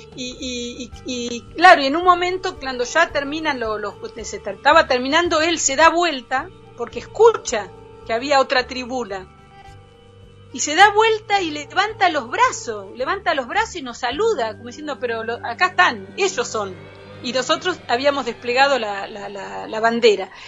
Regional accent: Argentina; moved away as an adult; also born or lived in France; de mi tierra

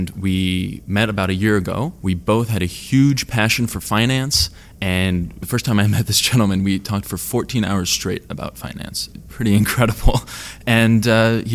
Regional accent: California, United States; I am from California

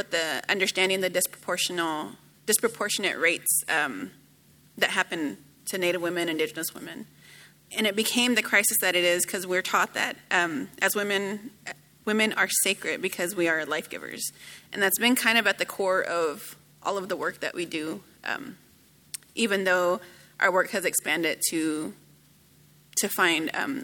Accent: Dallas, Texas, United States; I grew up in Dallas

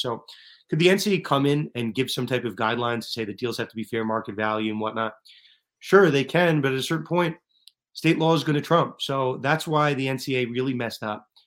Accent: Northeast, United States; I'm, I'm from the Northeast

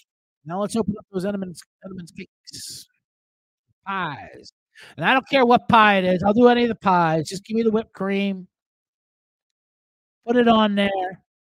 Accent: Ireland; As an Irishman, I can tell you, we got it mastered.

